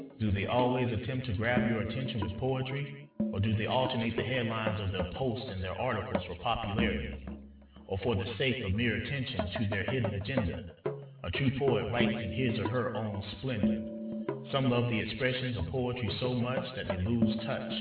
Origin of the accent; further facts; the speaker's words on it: Georgia, United States; my home state in Georgia